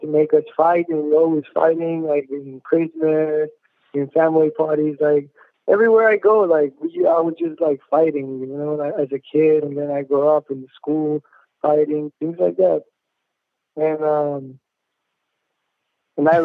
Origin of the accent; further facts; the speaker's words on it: Chihuahua, Mexico; I'm from Chihuahua, Mexico. Born and raised in Mexico